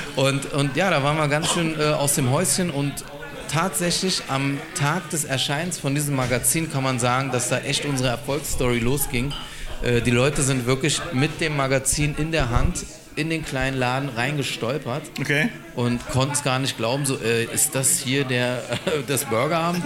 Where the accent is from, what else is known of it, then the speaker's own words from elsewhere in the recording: Berlin, Germany; gebürtiger Berliner, ja, aus Berlin-Neukölln